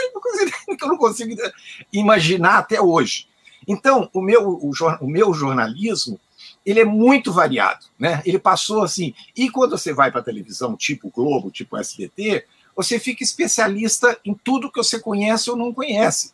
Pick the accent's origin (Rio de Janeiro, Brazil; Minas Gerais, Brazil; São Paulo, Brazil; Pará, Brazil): Minas Gerais, Brazil; also born or lived in Brasília; eu sou mineiro